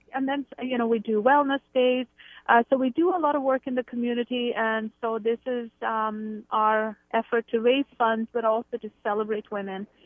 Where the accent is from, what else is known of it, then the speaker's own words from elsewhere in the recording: India; moved away as an adult; now in Canada; I grew up in India. I've lived in Canada for about 26 years.